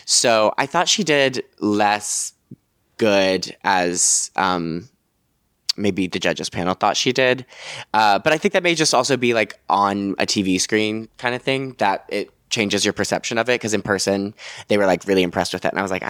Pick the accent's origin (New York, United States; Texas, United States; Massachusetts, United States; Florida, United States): New York, United States; Like you dream of New York and then I've lived in New York my whole life. I'm a New Yorker.